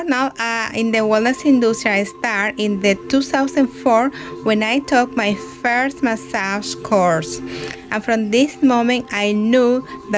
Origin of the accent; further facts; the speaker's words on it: Dominican Republic; moved away as an adult; now in Canada; I am from the Dominican Republic, living in Canada now for almost 5 years